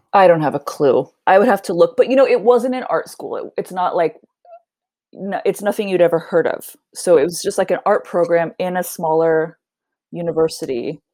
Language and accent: English; Nevada, Missouri, United States; moved away as an adult; also born or lived in Indianapolis, Indiana / Bloomington, Indiana; now in Sweden; we moved to a really small town in southern Missouri called Nevada, spelled like Nevada, pronounced Nevada, and that's where I grew up. So I, I was there all the way through high school